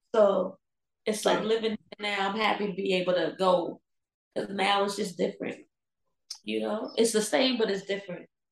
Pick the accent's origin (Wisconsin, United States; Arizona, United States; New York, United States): New York, United States; New York City; I was born and raised in Baruch Projects